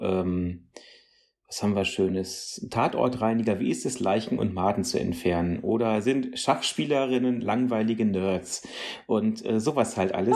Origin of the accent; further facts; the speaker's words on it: North Rhine-Westphalia, Germany; junge Leute Radio vom WDR bei uns in NRW